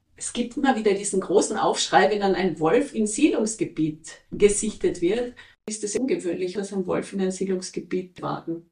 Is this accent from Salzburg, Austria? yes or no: no; Tyrol, Austria; Bei uns in Tirol